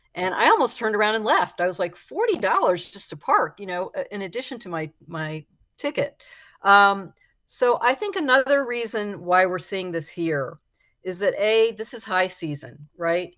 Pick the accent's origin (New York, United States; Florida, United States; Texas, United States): Florida, United States; South; born or raised there